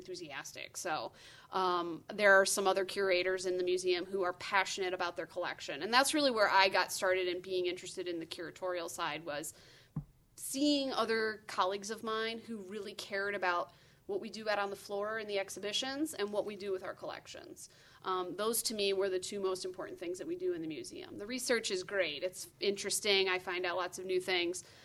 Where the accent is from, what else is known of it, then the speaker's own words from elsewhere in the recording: Southeast Michigan, United States; I grew up in Southeast Michigan